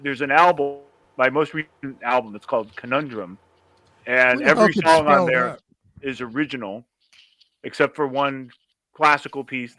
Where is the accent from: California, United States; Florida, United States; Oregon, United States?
California, United States; Berkeley; now in New York, United States; I grew up in Berkeley